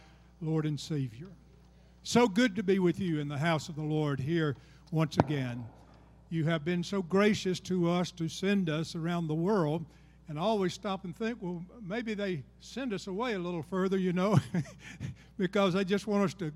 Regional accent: Georgia, United States; also born or lived in Alabama; I'm from Georgia

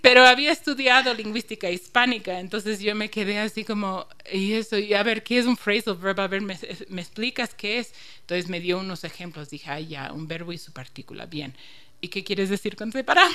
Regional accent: Chicago, Illinois, United States; accent: northern US; first language English; Spanish is a second language; also born or lived in Barcelona, Spain; now in Ecuador; alguien me preguntó de dónde soy y dije de Chicago

